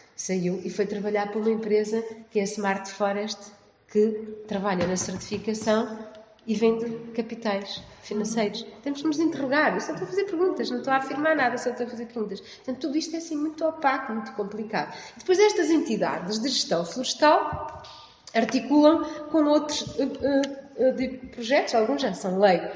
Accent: Viseu, Portugal; na minha terra, que é distrito de Viseu

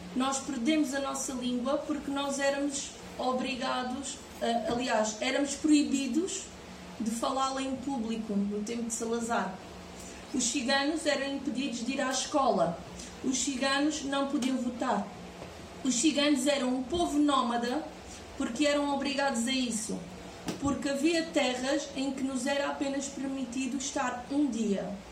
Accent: Portugal; eu sou portuguesa e sou cigana

